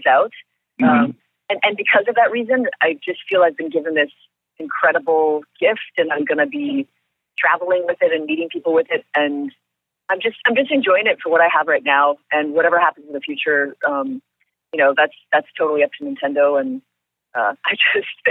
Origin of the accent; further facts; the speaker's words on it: Upper Michigan, United States; I come from Upper Michigan